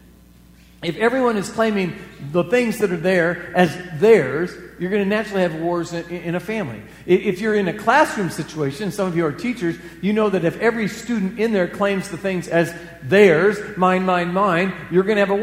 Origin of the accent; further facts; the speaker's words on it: Iowa, United States; moved away as an adult; also born or lived in the West (US); I moved away from Iowa for pretty much the 80s, and there were three reasons why I lived in the West for those 10 years